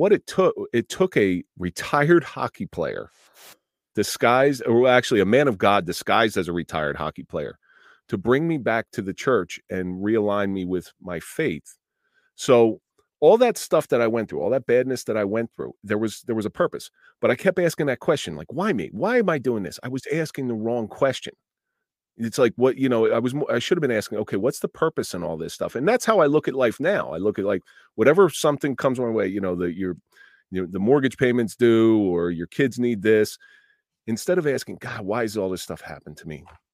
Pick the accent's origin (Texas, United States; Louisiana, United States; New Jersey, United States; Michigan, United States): New Jersey, United States; Atlantic City; I grew up in the Atlantic City area, and I grew up in a household that wasn't very supportive